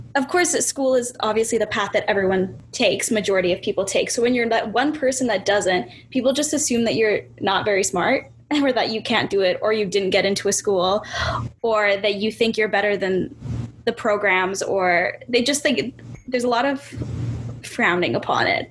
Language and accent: English; Winnipeg, Manitoba, Canada; I was born and raised in Winnipeg, Manitoba.